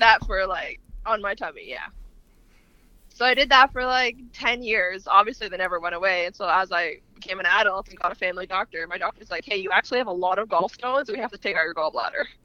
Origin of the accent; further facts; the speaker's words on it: Canada; also born or lived in Lebanon; I'm a Canadian